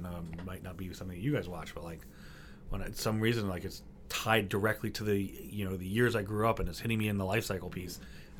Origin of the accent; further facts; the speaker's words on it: Coral Springs, Florida, United States; also born or lived in Detroit, Michigan; now in New York City, United States; I'm originally from Detroit. Sure. I grew up in suburbs of Miami and Fort Lauderdale, hence the Marjorie Stoneman Douglas.